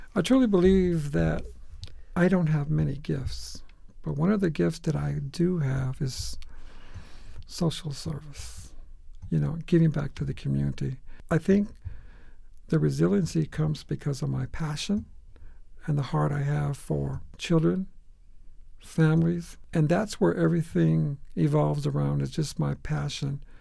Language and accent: English; Phoenix, Arizona, United States; I was born and raised in Phoenix